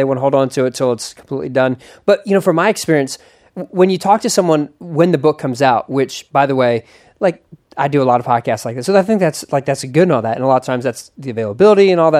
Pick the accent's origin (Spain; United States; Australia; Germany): United States; Philadelphia, Pennsylvania; When I was growing up in Philadelphia